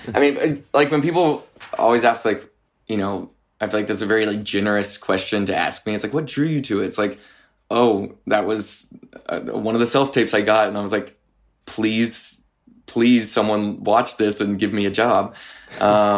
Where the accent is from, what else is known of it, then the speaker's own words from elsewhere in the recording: Arkansas, United States; growing up in Arkansas